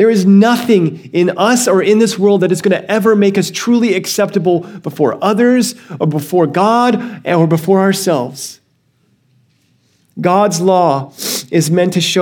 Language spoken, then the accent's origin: English; Alabama, United States; now in California, United States; I grew up in Alabama for most of my life and before I moved to California